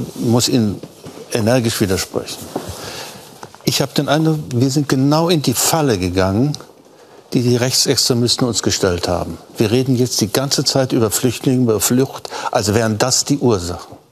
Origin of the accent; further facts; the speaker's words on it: East Germany, Germany; unsere Integrationsaufgabe als Ostdeutsche